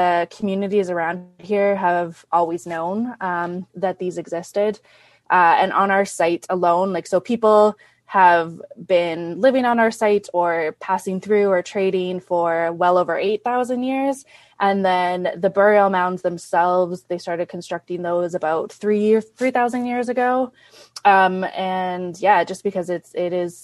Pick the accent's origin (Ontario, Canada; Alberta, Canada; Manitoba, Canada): Manitoba, Canada; Winnipeg; also born or lived in Thunder Bay; now in Rainy River, Canada; I'm actually originally from Winnipeg